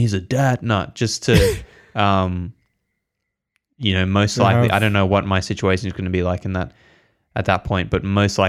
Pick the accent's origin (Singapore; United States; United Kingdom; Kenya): United Kingdom; England; born there; I wasn't born here, actually. I was born in England, but still first world country.